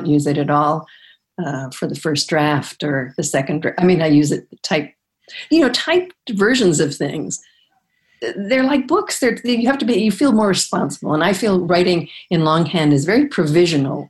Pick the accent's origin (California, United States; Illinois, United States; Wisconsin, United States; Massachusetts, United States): Illinois, United States; Chicago; I grew up in Chicago, basically, in the south side of Chicago